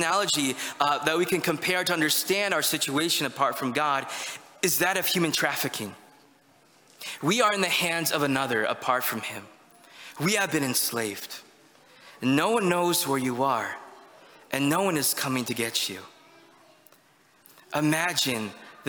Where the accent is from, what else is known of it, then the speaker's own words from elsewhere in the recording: United States; us as Americans